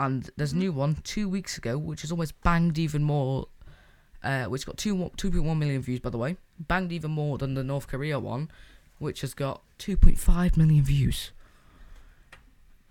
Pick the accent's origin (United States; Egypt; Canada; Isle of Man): Isle of Man; I'm from the Isle of Man